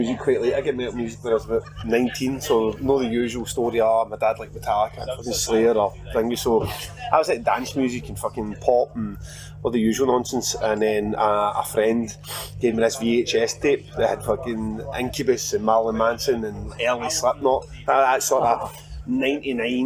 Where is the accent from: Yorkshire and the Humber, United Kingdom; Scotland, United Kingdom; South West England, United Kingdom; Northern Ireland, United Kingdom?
Scotland, United Kingdom; Glasgow; I'm from Glasgow